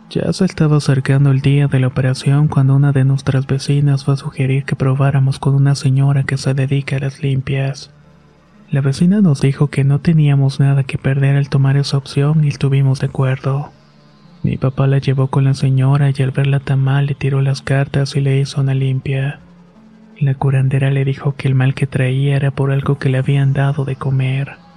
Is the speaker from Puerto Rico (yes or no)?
no; Apaseo, Guanajuato, Mexico; Nosotros somos originarios de Apaseos perteneciente al estado de Guanajuato.